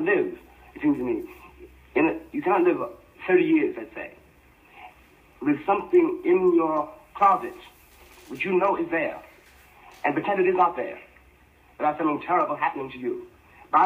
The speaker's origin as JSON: {"language": "English", "country": "United States", "said": "I will not cease to be an American Negro"}